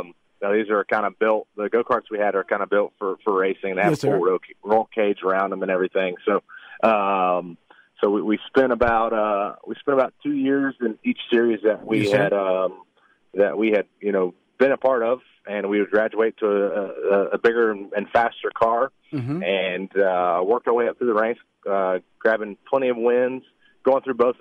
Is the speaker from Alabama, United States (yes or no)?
yes; Alabama, United States; now in Charlotte, United States; Hey, I'm from Alabama, so it's all gonna slip out today.